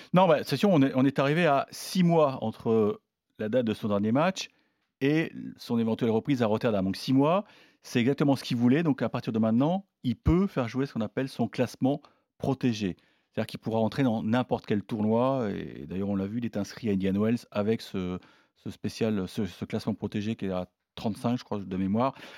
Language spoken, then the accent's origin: French; Normandy, France; je suis normand